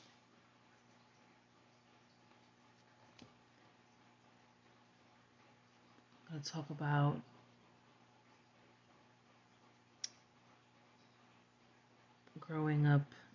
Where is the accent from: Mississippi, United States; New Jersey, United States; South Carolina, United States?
New Jersey, United States; also born or lived in Puerto Rico; Growing up in Jersey, where New York was literally a subway ride away.